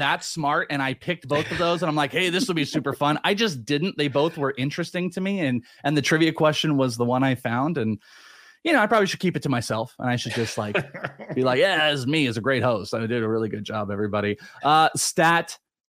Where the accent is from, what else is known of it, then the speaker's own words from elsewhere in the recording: California, United States; Well, okay, but I'm just saying, like, Bay Area. I'm from the Bay Area.